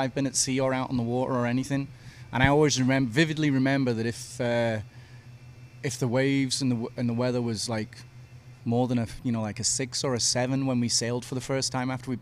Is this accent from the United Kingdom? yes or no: yes; United Kingdom; moved away as an adult; also born or lived in Australia; now in Galveston, United States; Originally from the UK